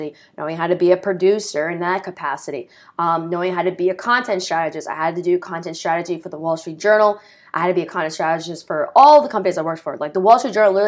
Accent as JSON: {"language": "English", "country": "United States", "said": "We're from the New York City area and states around."}